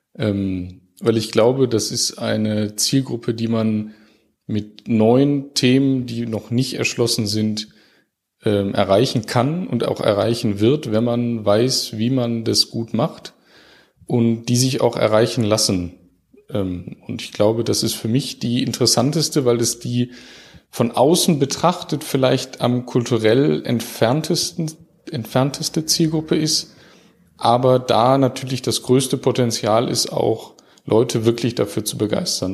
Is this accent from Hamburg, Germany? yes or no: no; Düsseldorf, North Rhine-Westphalia, Germany; also born or lived in Heidelberg; now in Enzkreis, Germany; als Düsseldorfer